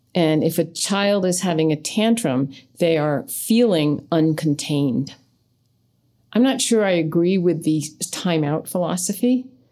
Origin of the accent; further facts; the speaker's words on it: United States; we grew up in American culture.